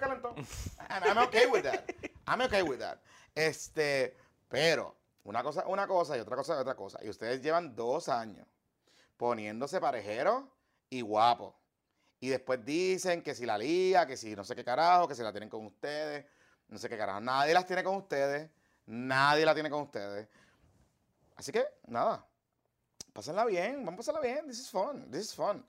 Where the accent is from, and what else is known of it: Puerto Rico